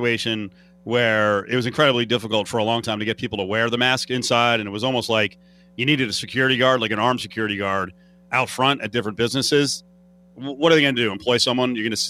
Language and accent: English; United States; As an American